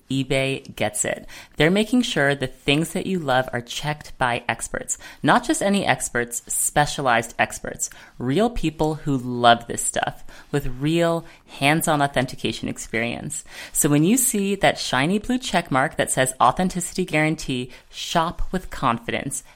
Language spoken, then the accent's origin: English; United States; I'm speaking as an American in America